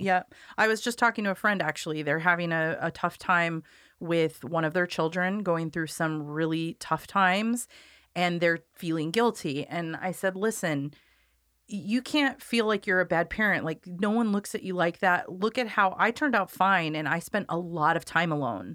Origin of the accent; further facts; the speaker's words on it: Corvallis, Oregon, United States; I grew up in Corvallis, so my family knows her